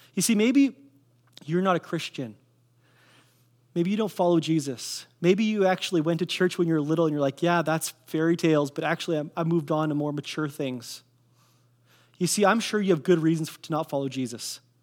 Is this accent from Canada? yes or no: yes; Kelowna, British Columbia, Canada; I grew up in Kelowna, I grew up on eight sixteen Leon Avenue